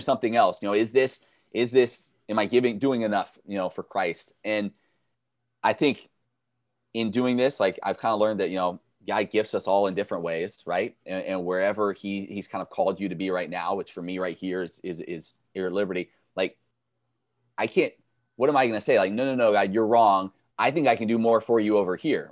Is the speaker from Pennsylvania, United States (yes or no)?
no; Kansas City, Missouri, United States; I grew up in Kansas City, huge Royals Chiefs fan.